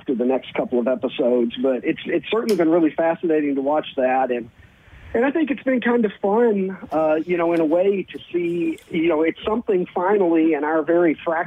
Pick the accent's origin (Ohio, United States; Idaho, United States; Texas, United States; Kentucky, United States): Kentucky, United States; moved away as an adult; now in Chicago, United States; I was born and raised in Kentucky. So I lived until I was in my early 30s in Kentucky